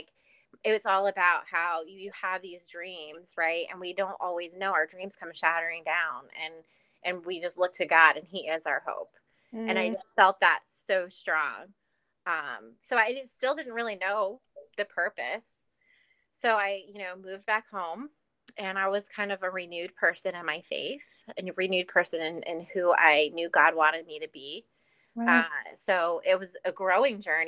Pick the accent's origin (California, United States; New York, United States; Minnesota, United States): New York, United States; New York City; moved away; also born or lived in New Orleans; I'm from New York City